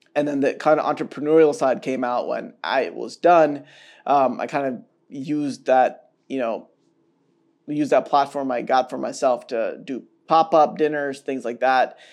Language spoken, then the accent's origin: English; Atlanta, Georgia, United States; now in Chicago, United States; I grew up in Atlanta